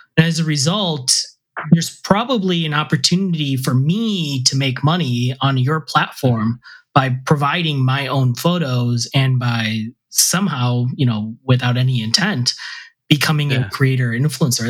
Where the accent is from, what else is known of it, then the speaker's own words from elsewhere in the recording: India; I'm Indian.